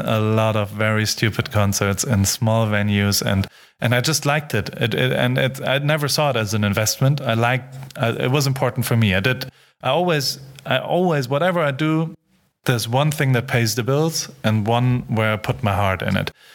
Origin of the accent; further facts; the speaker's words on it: Heidelberg, Baden-Württemberg, Germany; I grew up in Heidelberg